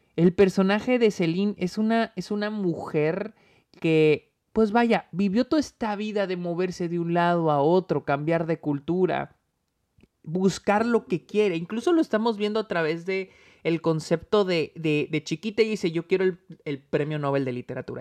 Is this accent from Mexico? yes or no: yes; Mexico; now in United States; nací, nací, crecí en México y ahora estoy en Estados Unidos.